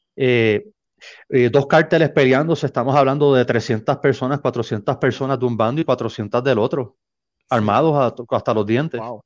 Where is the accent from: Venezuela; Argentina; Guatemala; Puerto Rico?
Puerto Rico; San Juan; moved away as an adult; now in Nogales, Mexico; soy natal de San Juan, Puerto Rico